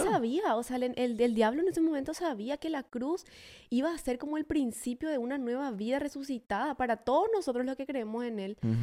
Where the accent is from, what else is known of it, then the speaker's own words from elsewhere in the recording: Paraguay; moved away as an adult; now in Oklahoma City, United States; a mis compatriotas